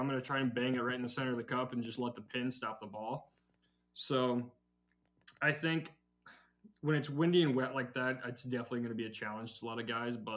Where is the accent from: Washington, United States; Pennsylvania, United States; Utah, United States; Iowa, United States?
Iowa, United States; I'm from Iowa.